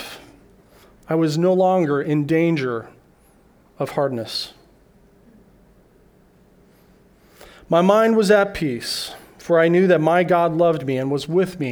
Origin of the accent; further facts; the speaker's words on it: Denver, Colorado, United States; moved away as an adult; now in Okinawa, Japan; I flew back to my hometown of Denver, Colorado